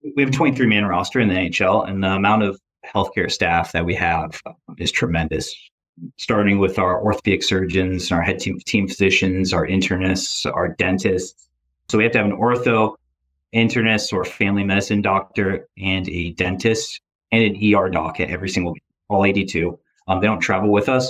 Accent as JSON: {"language": "English", "region": "Michigan", "country": "United States", "also_born_or_lived": "Grand Rapids, Michigan", "moved": "yes", "lives_now": "Boston, United States", "said": "I'm from Grand Rapids, Michigan. At least that's where I went to college. I'm from Michigan area"}